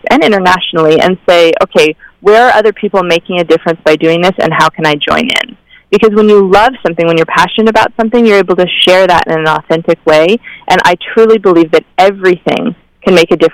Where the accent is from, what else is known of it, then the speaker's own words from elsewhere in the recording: Midwest, United States; I grew up in the Midwest in a homeschooled family